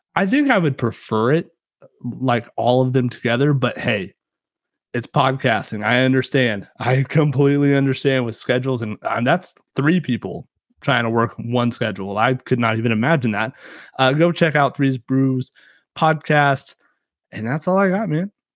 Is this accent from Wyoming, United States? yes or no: no; Kansas, United States; we're from Kansas and we know how to grow some corn